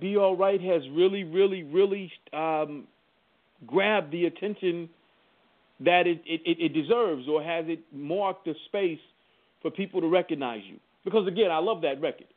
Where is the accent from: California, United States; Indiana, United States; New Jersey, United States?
Indiana, United States; Indianapolis; I'm, I'm originally from Indianapolis